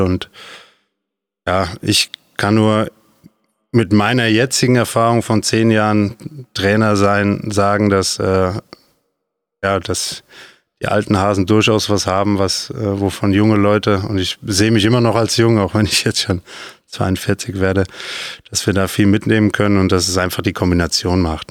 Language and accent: German; Nentershausen, Rhineland-Palatinate, Germany; Ich bin äh, mit fünf auf den Sportplatz gegangen in Eisbachtal in Nendershausen